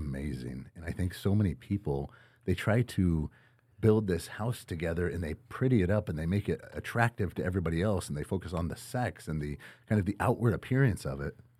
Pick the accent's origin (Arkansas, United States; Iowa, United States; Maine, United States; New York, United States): Iowa, United States; Winterset; grew up in, in Winterset, Iowa, actually just south of Des Moines